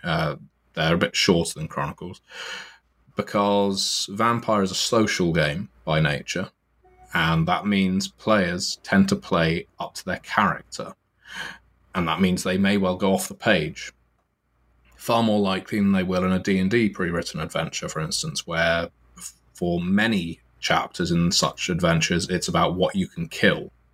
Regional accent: United Kingdom; I am from Britain

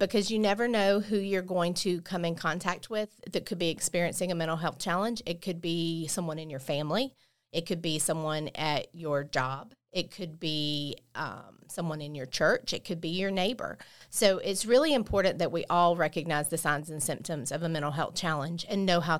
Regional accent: Bay County, Florida, United States; I was born and raised here in Bay County

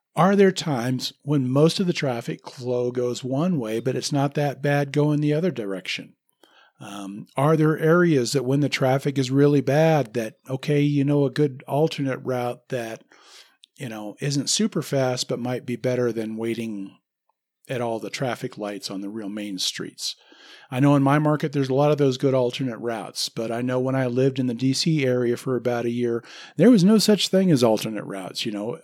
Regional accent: Lincoln, Nebraska, United States; moved away; I grew up in Lincoln, Nebraska

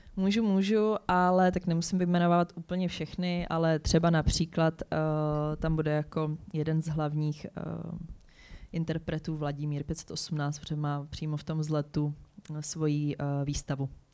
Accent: Hradec Králové, Hradec Králové Region, Czechia; já jsem jako holka z Hradce Králové

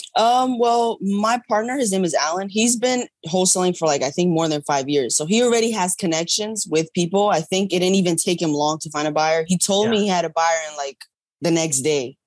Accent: New York, United States; I'm from New York.

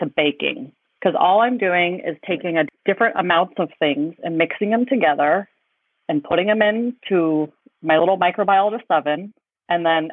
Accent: Washington, United States; moved away as an adult; where I grew up in Washington is in the Northwest area, and so it's like in the Olympic National Forest, so it's very rainy

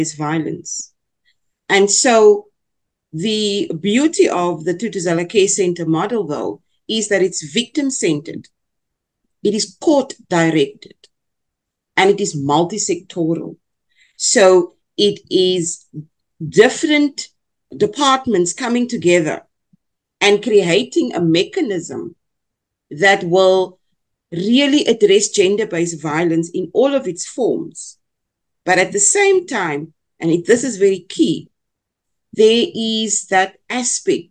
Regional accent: South Africa; first language Afrikaans; English is a second language

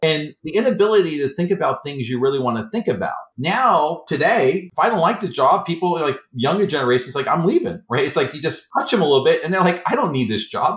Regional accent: New York City, New York, United States; I'm not from Boston. I'm from Queens, New York.

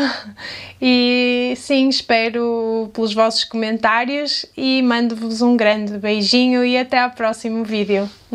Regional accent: Portugal; accent: European Portuguese; com o meu sotaque em português de Portugal

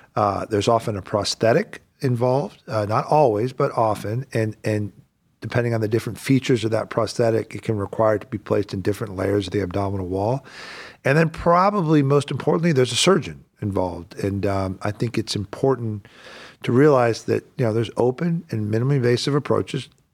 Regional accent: the South, United States; now in Northeast Ohio, United States; I grew up in the South

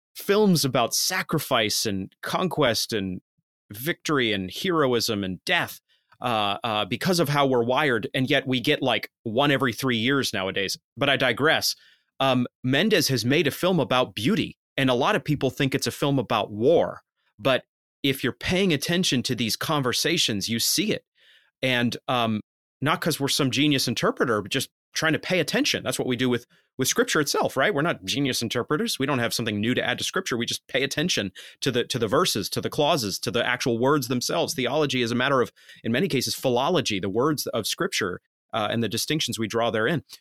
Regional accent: Maine, United States; I'm from Maine.

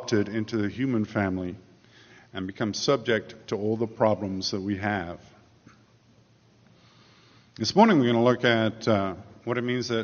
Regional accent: England, United Kingdom; moved away as an adult; now in United States; I grew up in England. For the first 30 years of my life, I was an Englishman.

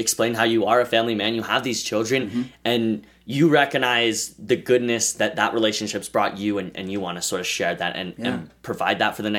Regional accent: Idaho, United States; I think that just growing up in Idaho, I think it's made me a more simple person.

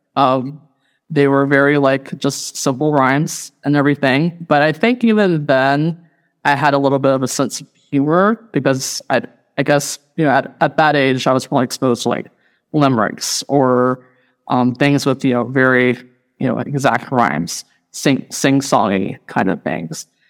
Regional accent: Radford, Virginia, United States; moved away as an adult; also born or lived in Indiana; Originally from Radford, Virginia, born and raised, and I lived in Appalachia for the first thirty years of my life

